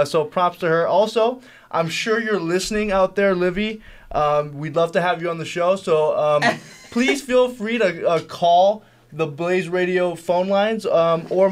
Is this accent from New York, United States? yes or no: no; Hawaii, United States; born or raised there